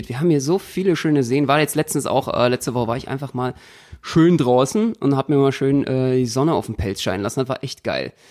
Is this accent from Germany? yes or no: yes; Berlin, Germany; oh Gott, als Berliner geht das gar nicht